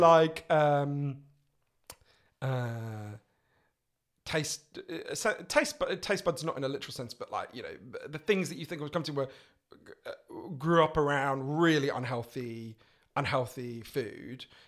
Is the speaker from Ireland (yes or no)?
no; England, United Kingdom; an Englishman in New York.